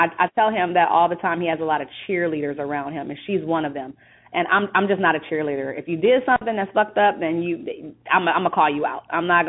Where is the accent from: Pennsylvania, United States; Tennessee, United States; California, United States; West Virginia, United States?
California, United States; Compton; Born and raised.